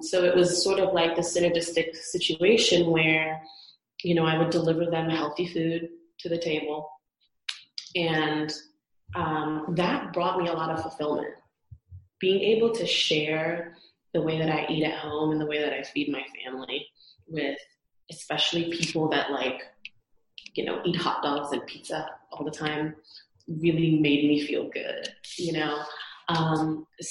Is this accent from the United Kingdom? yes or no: no; Trinidad & Tobago; moved away as an adult; now in Las Vegas, United States; I'm originally from the Caribbean, born and raised in Trinidad and Tobago on the island